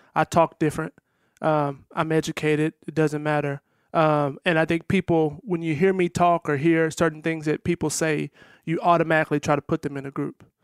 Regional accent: Texas, United States; I'm from Texas

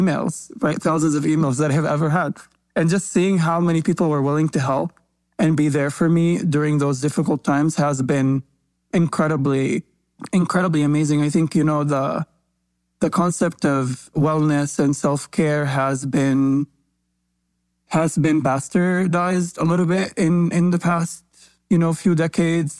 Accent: Palestine; I grew up in Palestine

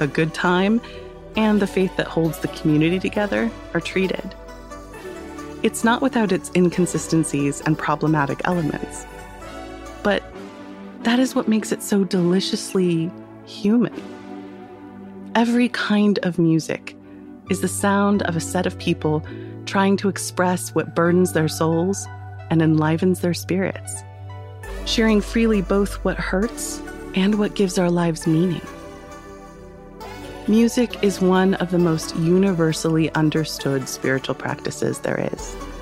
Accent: United States; as an American girl

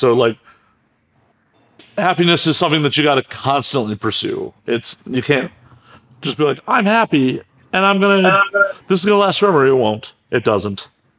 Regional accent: Midwest, United States; I grew up in the Midwest

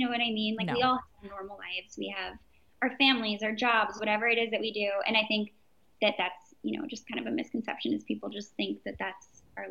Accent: Orange County, California, United States; I'm from Orange County, she's from LA, we lived close to each other, we were the same age.

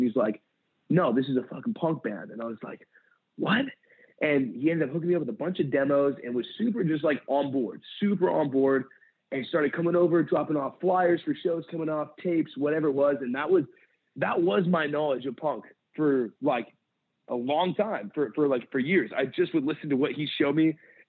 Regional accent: San Pedro, California, United States; I grew up in San Pedro, California. And I left there. I just turned 18.

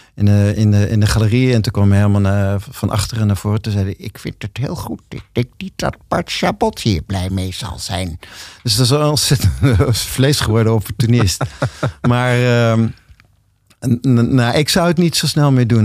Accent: Zwolle, Overijssel, Netherlands; ik ben geboren in Zwolle

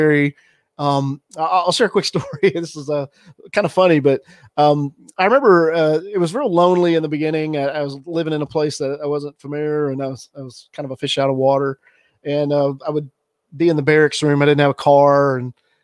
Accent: Alabama, United States; moved away as an adult; also born or lived in Pearl Harbor; I grew up in the South. I grew up in Alabama, and not a ton of diversity where I grew up.

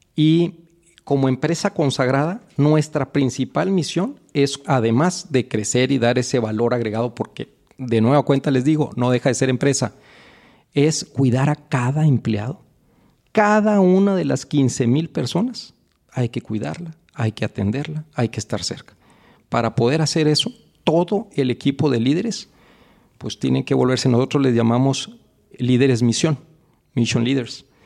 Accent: Cuatro Ciénegas, Coahuila, Mexico; moved away as an adult; also born or lived in Mexico City; yo vengo de un pueblo muy chiquito, que se llama Cuatro Ciénegas, Coahuila en el norte del país.

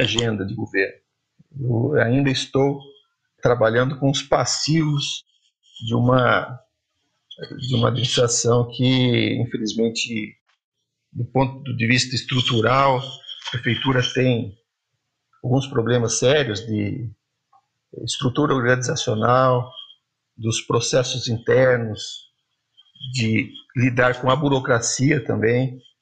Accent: Jacupiranga, São Paulo, Brazil; Eu sou de Jacupiranga

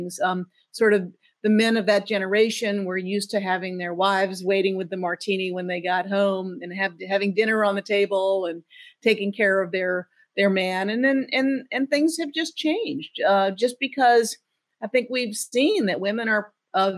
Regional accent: Savannah, Georgia, United States; I grew up in Savannah, Georgia.

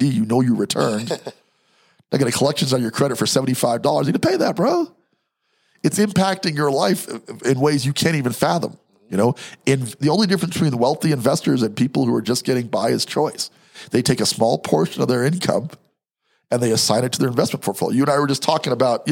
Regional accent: New York, United States; moved away; also born or lived in Denver; I'm from New York

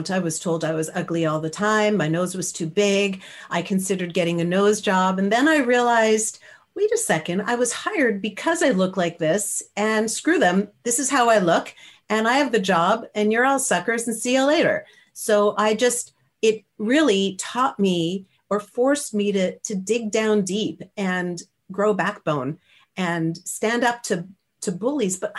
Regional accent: Canada; he, I'm Canadian, yeah, right?

